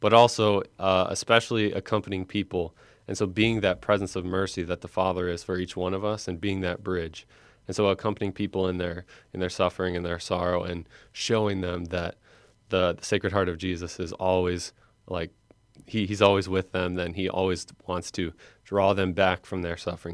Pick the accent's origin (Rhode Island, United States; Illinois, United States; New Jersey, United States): Illinois, United States; Fox Lake; also born or lived in Michigan; I was born, uh, and raised in Fox Lake, Illinois, which is in Northwest Lake County.